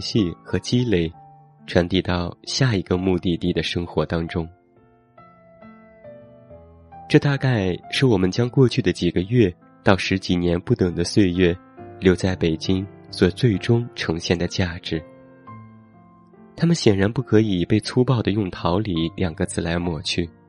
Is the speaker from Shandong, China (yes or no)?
no; Xi'an, Shaanxi, China; also born or lived in Hangzhou; now in Beijing, China; 我从小在西安长大，大学在杭州待了四年，之后短暂出国，现在又回到了北京。